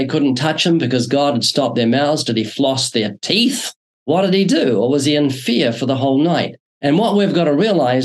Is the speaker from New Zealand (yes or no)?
yes; New Zealand; moved away as an adult; now in Southern California, United States; Yeah, I'm originally from New Zealand. I was born there twice, still got a slight accent, came to the U.S. in 1989